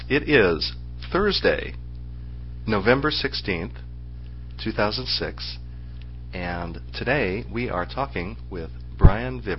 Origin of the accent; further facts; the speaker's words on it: United States; now in California, United States; Uh, yes, I'm American.